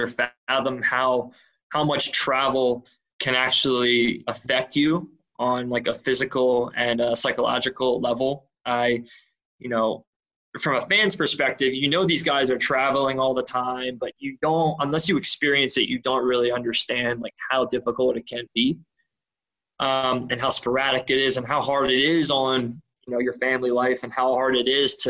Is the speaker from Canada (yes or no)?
no; Philadelphia, Pennsylvania, United States; I'm from Philadelphia